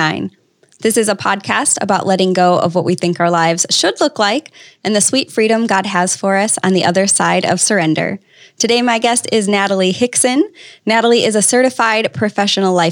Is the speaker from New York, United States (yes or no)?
no; Wisconsin, United States; moved away; I grew up skiing in Wisconsin